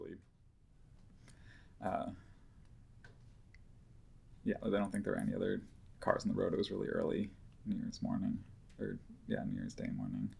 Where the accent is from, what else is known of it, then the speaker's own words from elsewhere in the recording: Boston, Massachusetts, United States; moved away as an adult; also born or lived in Allston, Boston / Brookline, Massachusetts / Portland, Oregon; now in Brooklyn, United States; I grew up in Boston, Massachusetts